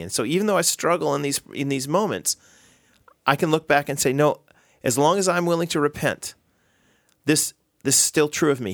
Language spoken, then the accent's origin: English; United States; I'm American